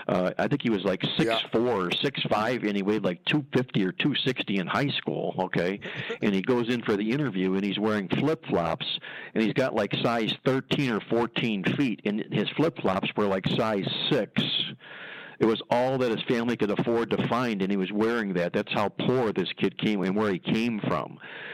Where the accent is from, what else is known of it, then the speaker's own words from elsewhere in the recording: Cleveland, Ohio, United States; He's from my hometown in Cleveland